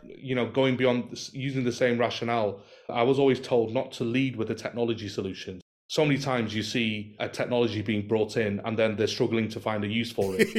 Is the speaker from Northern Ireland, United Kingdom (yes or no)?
no; Manchester, North West England, United Kingdom; moved away as an adult; now in Doha, Qatar; I'm from Manchester and currently residing and working in Doha in Qatar.